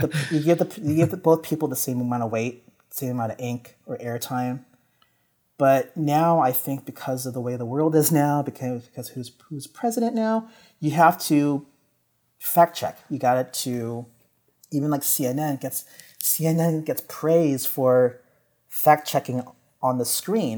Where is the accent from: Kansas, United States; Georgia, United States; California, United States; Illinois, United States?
California, United States; San Jose; moved away as an adult; now in New York, United States; being born and raised in San Jose